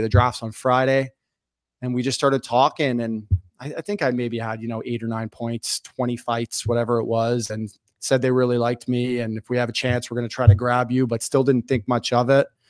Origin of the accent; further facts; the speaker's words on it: Toronto, Ontario, Canada; I grew up in North York in Toronto.